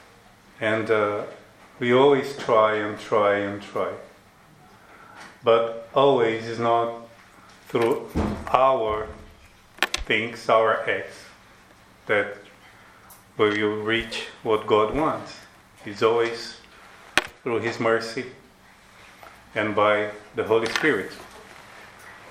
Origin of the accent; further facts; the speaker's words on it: Brazil; English is a second language; moved away; I'm from Brazil